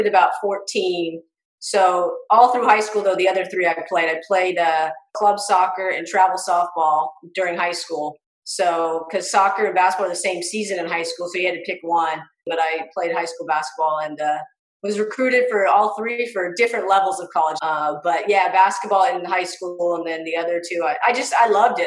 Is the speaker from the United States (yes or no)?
yes; Ventura, California, United States; moved away as an adult; now in Knoxville, United States; being a female athlete growing up in SoCal